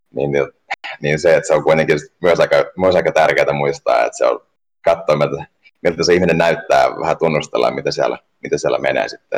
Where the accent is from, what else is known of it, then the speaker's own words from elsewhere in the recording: Turku, Southwest Finland, Finland; also born or lived in Ostrobothnia / Africa; mä oon syntynyt tuolla Pohjanmaalla ja, ja tota, sitten elänyt aika sellaisen kansainvälisen elämään, että mä oon ollut pienestä lähtien asuin Afrikassa vähän se jo ja, ja perheen kanssa ja, ja sitten niin, niin, muuten lapsuuden Tur, Turun seudulla